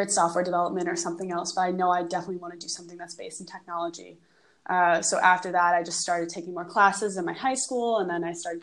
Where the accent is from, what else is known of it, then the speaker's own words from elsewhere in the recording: New York City, New York, United States; I grew up in New York City.